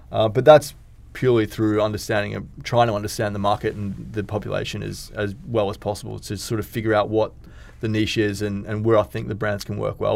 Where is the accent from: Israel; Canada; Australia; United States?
Australia; now in Dubai, United Arab Emirates; I'm from Australia.